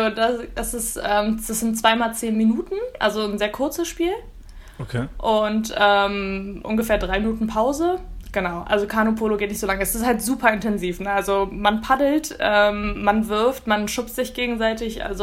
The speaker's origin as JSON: {"language": "German", "region": "Berlin", "country": "Germany", "said": "Genau, genau. Ich komme aus Berlin."}